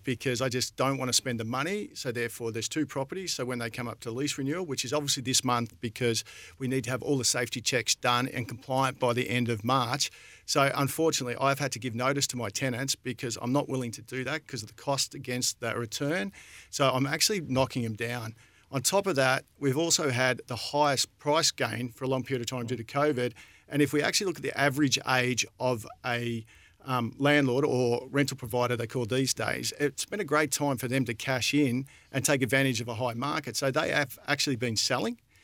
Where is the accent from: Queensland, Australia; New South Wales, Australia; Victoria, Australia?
Victoria, Australia; Alexandra; moved away; I'm born and bred in Alexandra